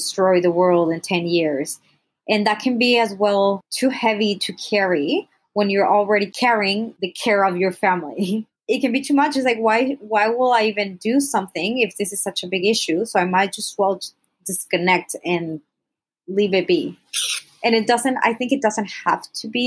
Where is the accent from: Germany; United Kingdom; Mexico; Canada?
Mexico; also born or lived in United States; I'm originally from Mexico. I was born in the U.S., so like grew up in Mexico, Mexican family and everything